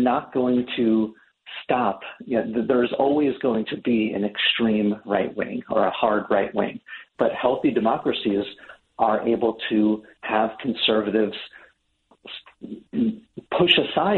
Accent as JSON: {"language": "English", "region": "New York", "country": "United States", "said": "I'm from New York"}